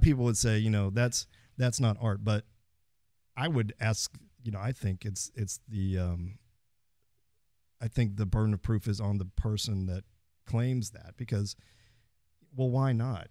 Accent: Fort Worth, Texas, United States; I am from Fort Worth, third generation on both sides.

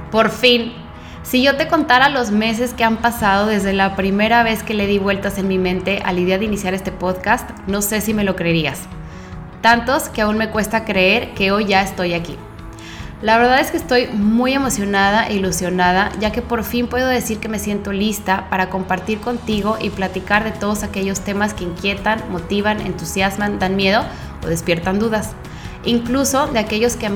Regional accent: Mexico; soy mexicana, hija única y me encanta escribir.

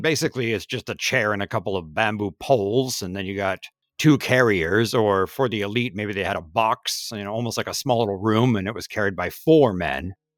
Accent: Kaohsiung, Taiwan; my hometown of Kaohsiung

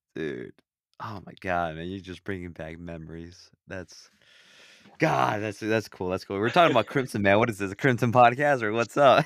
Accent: Illinois, United States; I'm from Illinois

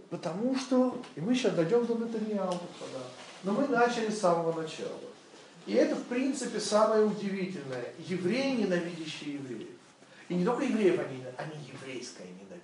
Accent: Western Ukraine, Ukraine; moved away; Я родился на Западной Украине.

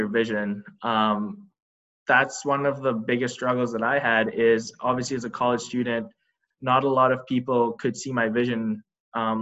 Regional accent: Dubai, United Arab Emirates; moved away as an adult; also born or lived in Boston, United States; now in United States; I was born and raised in Dubai, and back home, I grew up around a really great coffee culture.

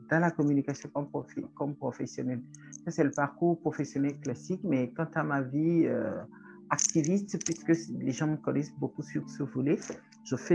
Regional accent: Togo; Euh, je suis togolaise euh, chargée de communication

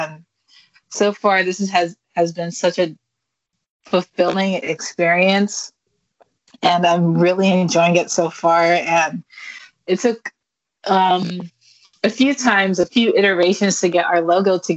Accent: Highland, California, United States; now in San Francisco, United States; I grew up in San Bernardino

